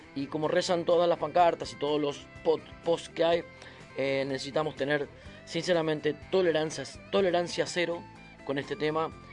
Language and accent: Spanish; Argentina; soy argentino